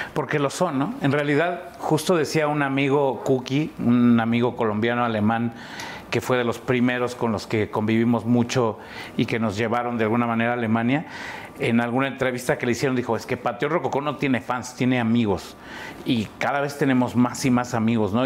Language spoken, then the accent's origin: Spanish; Mexico City, Mexico; Yo nací en La Lagunilla, me crié en La Esmeralda, Campestre Aragón, San Felipe